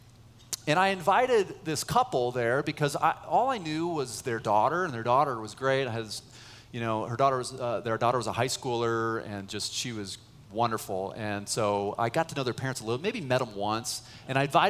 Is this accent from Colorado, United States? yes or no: yes; Boulder, Colorado, United States; moved away as an adult; also born or lived in San Francisco Bay Area, California; I grew up in Boulder, but I was serving at a church in the Bay Area, San Francisco Bay Area